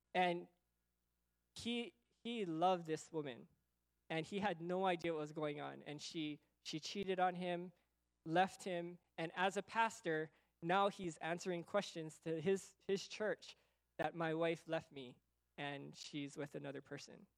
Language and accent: English; United States; also born or lived in Okinawa; I'm American, Okinawan